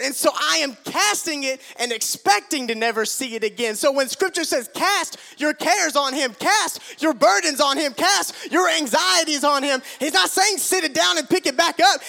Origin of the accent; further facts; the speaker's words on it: Tigertown, United States; my house where we grew up in Tigertown